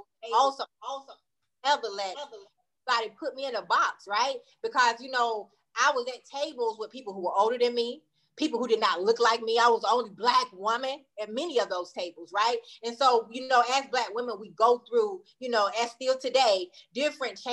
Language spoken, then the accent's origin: English; Wadesboro, North Carolina, United States; moved away as an adult; I'm from a small town outside of Charlotte called Waynesboro, North Carolina